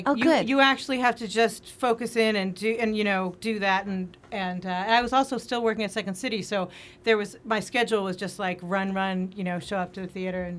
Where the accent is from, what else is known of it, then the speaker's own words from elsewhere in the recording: Boston, Massachusetts, United States; moved away as an adult; also born or lived in New York / London / Chicago; now in Los Angeles, United States; I come from Boston. Yeah, yeah. I come from Boston. I went to school in New York and in London, and then I went to Chicago.